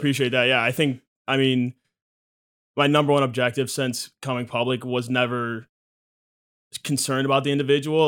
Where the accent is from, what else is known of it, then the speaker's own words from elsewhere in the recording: Michigan, United States; growing up in Michigan